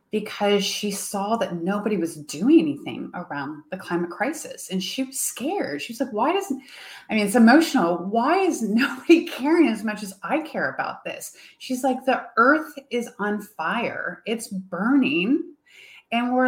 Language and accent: English; United States; also born or lived in Europe; I'm sitting in my home country